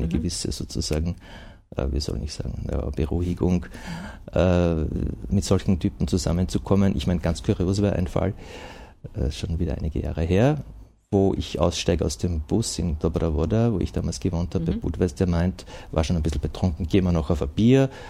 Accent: Austria; ja, ich bin Österreicher, kann eh Tschechisch auch

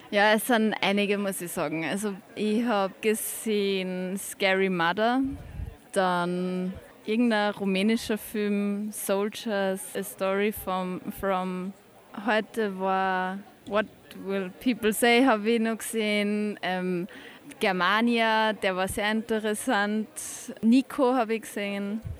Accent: Upper Austria, Austria; ich komme aus der Nähe von Linz und bin beim Crossing Europe, weil ich immer Filme anschauen will.

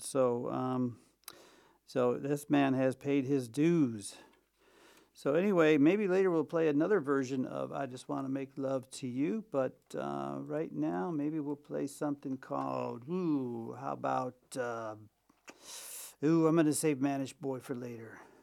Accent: Chicago, Illinois, United States; now in Vienna, Austria; my hometown, sweet home Chicago

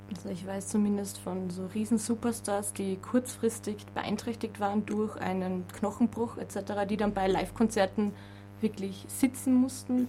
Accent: Vienna, Austria; Ich komme aus, komm aus Wien

